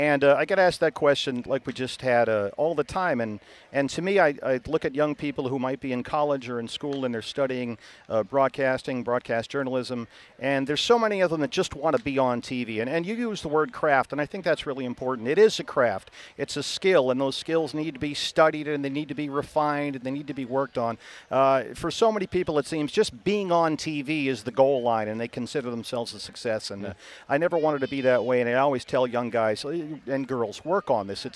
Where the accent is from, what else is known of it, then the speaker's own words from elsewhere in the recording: Boston, Massachusetts, United States; moved away as an adult; also born or lived in Atlanta / Bristol / Arizona; now in Phoenix, United States; I grew up in Boston, which is a tremendous sports town